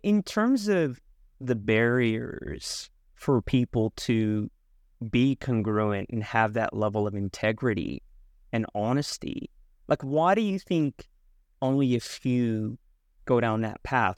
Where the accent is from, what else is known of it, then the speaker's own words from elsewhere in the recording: San Francisco Bay Area, California, United States; I'm from the San Francisco Bay Area